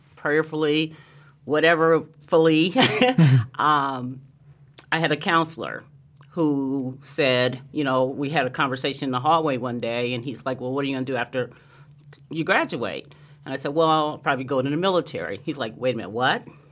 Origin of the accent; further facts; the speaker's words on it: Anderson, Indiana, United States; moved away as an adult; also born or lived in Lansing, Michigan; growing up in Anderson, Indiana, a little town in Indiana, um, about thirty miles north of Indianapolis